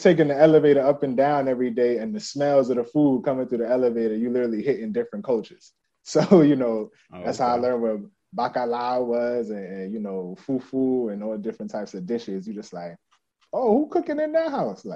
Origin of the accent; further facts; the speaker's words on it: New York City, New York, United States; also born or lived in Vermont / Ohio; Bronx born and raised.